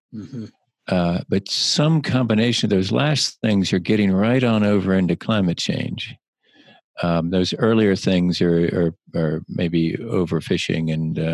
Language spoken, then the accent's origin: English; Bluffton, South Carolina, United States; also born or lived in Savannah, Georgia; I grew up on the May River. That's where I grew up